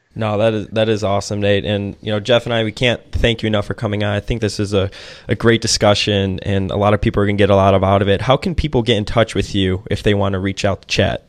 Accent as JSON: {"language": "English", "town": "Chicago", "region": "Illinois", "country": "United States", "tie": "born or raised there", "said": "I grew up in Chicago"}